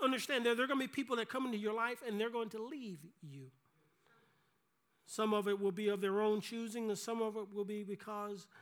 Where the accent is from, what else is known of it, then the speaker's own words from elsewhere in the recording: South Carolina, United States; growing up in South Carolina